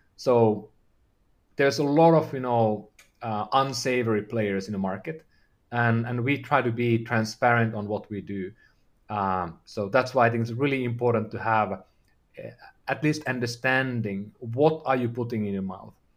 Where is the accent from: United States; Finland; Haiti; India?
Finland; I'm from, I'm from Finland